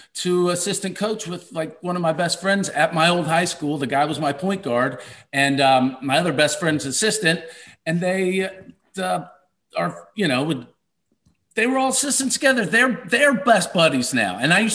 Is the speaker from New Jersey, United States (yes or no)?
no; Kentucky, United States; growing up in Kentucky